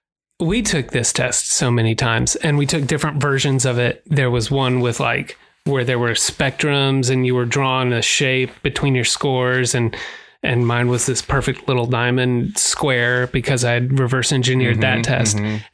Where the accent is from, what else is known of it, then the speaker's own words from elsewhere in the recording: Texas, United States; born there; I was born outside of Dallas.